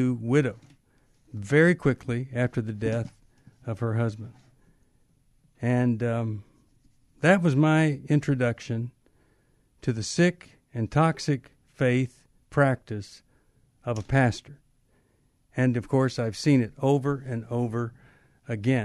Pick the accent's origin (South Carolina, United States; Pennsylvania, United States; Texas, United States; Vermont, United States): Texas, United States; I was growing up in Texas